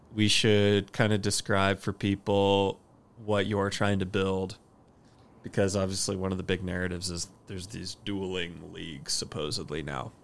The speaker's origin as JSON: {"language": "English", "town": "Austin", "region": "Texas", "country": "United States", "tie": "born or raised there", "said": "stoked for my hometown"}